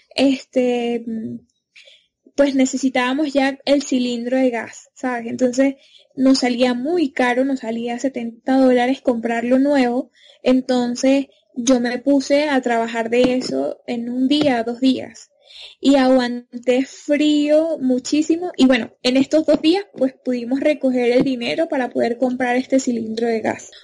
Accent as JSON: {"language": "Spanish", "country": "Venezuela", "also_born_or_lived": "Ecuador", "moved": "as an adult", "lives_now": "Colombia", "said": "soy venezolana"}